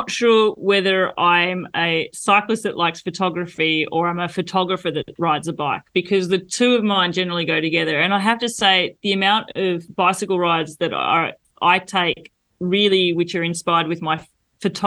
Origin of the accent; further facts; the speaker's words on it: Australia; moved away as an adult; now in France; As an Australian